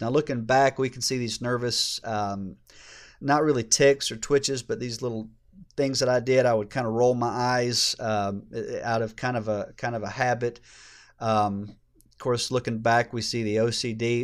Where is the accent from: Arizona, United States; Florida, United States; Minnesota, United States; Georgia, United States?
Georgia, United States; I grew up here in Georgia